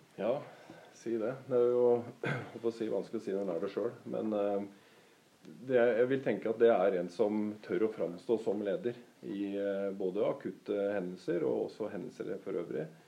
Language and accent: Norwegian; Norway; født og oppvokst i Edrum, faktisk, og bor i Edrum